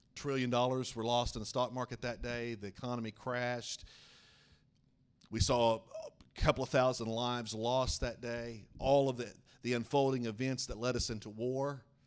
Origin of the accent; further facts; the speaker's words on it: Oklahoma, United States; moved away; I'm a youth pastor back in my hometown of Oklahoma